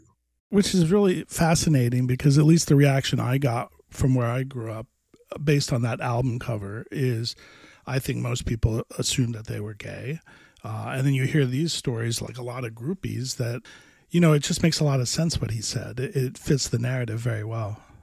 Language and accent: English; Miami, Florida, United States; I grew up in Miami, which is not the Miami it is today